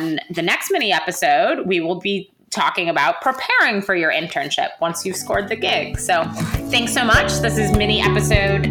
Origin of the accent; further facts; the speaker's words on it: Milwaukee, Wisconsin, United States; I'm from Milwaukee.